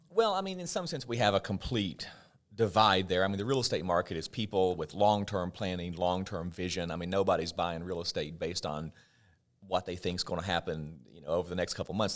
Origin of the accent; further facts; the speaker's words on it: southwestern Virginia, United States; moved away as an adult; I'm from Virginia, but where I'm from in Virginia is the very southwestern part. And my home, as the crow flies, is only maybe twenty or thirty miles from the West Virginia state line